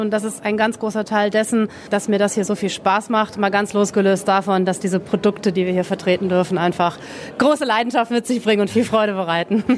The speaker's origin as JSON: {"language": "German", "region": "North Rhine-Westphalia", "country": "Germany", "also_born_or_lived": "Sylt", "moved": "yes", "said": "ich komme aus Nordrhein-Westfalen"}